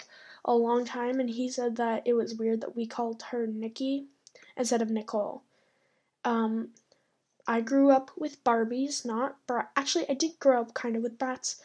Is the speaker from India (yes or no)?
no; Canada; I live in Canada. I am Canadian